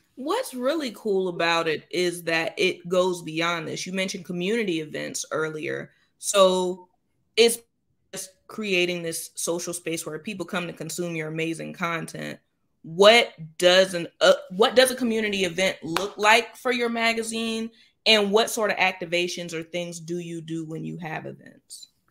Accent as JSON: {"language": "English", "town": "Jacksonville", "region": "Florida", "country": "United States", "tie": "born or raised there", "said": "I happen to be home in my hometown of Jacksonville, Florida now"}